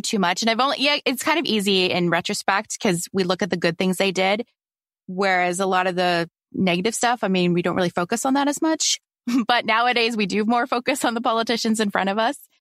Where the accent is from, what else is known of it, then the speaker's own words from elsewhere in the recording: Canada; I'm Canadian